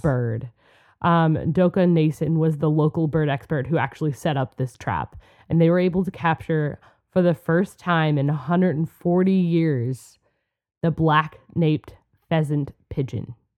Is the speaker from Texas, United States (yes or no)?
no; Minnesota, United States; We're from Minnesota. We're in Minnesota